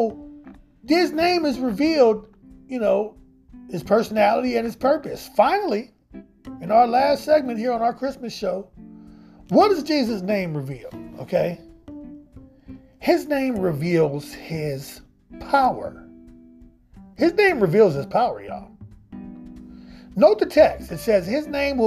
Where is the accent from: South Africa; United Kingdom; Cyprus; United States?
United States; Midwest; I grew up in the Midwest in the United States.